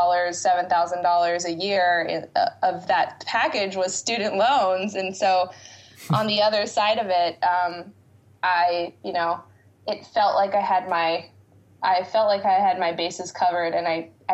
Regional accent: West Coast, United States; moved away as an adult; also born or lived in Boston; I grew up on the West Coast and really wanted to just get away to the different side of the country and try a new place

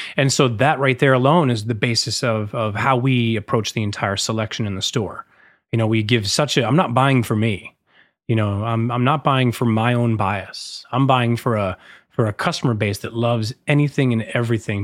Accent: Massachusetts, United States; also born or lived in San Francisco; now in New York, United States; I grew up in Massachusetts

